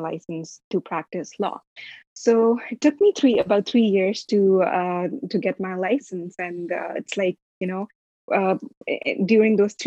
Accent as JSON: {"language": "English", "town": "Lahore", "region": "Punjab", "country": "Pakistan", "tie": "born or raised there", "moved": "as an adult", "lives_now": "Canada", "said": "I'm basically from Pakistan"}